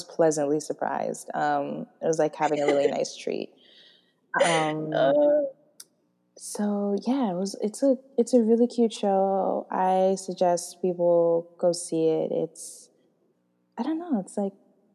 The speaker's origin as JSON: {"language": "English", "country": "United States", "said": "we're American"}